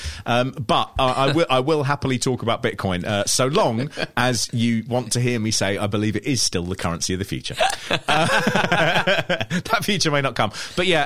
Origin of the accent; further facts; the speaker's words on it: London, United Kingdom; When I grew up in London in the 80s